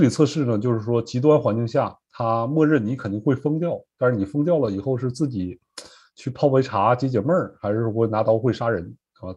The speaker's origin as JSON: {"language": "Chinese", "region": "Northeast China", "country": "China", "tie": "born or raised there", "moved": "as an adult", "lives_now": "Norfolk, United States", "said": "我是东北长大吧，因为冬天没有什么青菜，都习惯了，吃这个白菜、萝卜"}